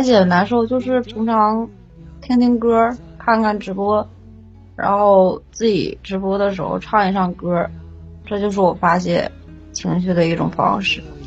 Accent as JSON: {"language": "Chinese", "region": "Jilin", "country": "China", "said": "东北的，吉林的"}